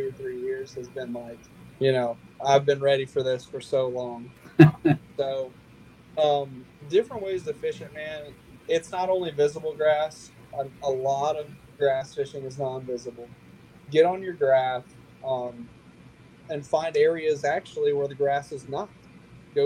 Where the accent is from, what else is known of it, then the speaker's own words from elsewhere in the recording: Lake Murray, South Carolina, United States; Lake Murray has a ton of grass in it, right in my hometown.